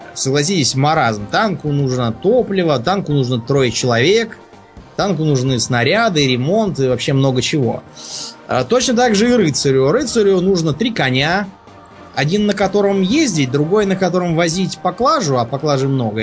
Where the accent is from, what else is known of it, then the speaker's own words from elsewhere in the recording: Moscow, Russia; я просто москвич